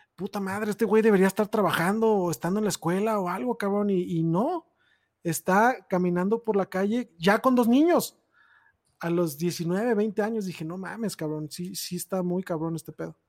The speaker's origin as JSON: {"language": "Spanish", "town": "Tonalá", "region": "Jalisco", "country": "Mexico", "tie": "born or raised there", "said": "yo crecí en Tonalá, Jalisco"}